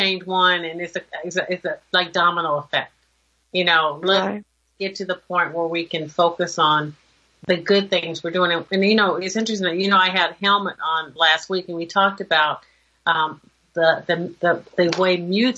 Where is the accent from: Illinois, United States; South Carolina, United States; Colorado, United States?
South Carolina, United States; Aiken; I come from South Carolina.